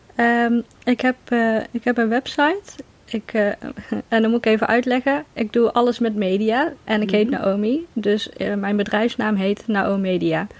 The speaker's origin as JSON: {"language": "Dutch", "town": "Veldhoven", "region": "North Brabant", "country": "Netherlands", "tie": "born or raised there", "moved": "as an adult", "lives_now": "Nijmegen, Netherlands", "said": "Ik ben geboren in Veldhoven, maar ik ben voor de liefde verhuisd naar Nijmegen inderdaad"}